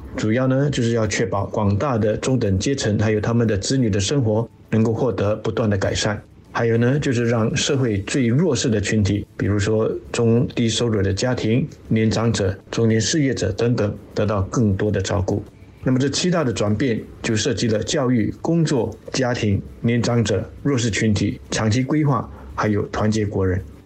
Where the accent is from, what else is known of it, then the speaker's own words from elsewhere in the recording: Singapore; 我们新加坡人的共同愿景